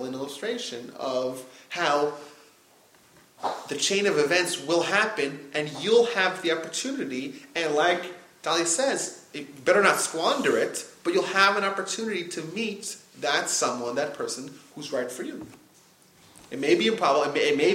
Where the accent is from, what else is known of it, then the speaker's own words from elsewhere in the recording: United States; I was born in the United States